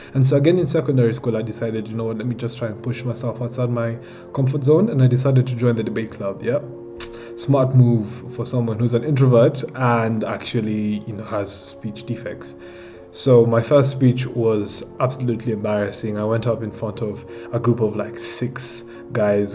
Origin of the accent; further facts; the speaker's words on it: Kenya; I'm 21 years old and I'm from Kenya and I'm an entrepreneur